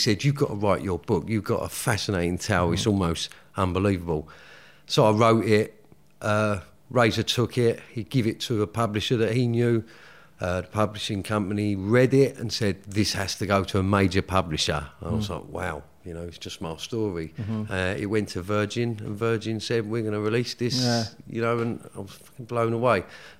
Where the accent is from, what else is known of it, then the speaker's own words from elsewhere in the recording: London, United Kingdom; Well, I grew up in Woolwich, which is South East London. You know, normal working class family. Mother, Irish immigrant, you know, came here in the 60s.